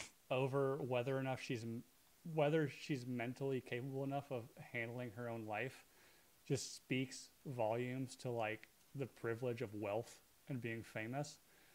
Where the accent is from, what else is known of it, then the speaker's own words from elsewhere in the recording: Asheville, North Carolina, United States; moved away; my hometown, the Biltmore Estates. In Asheville.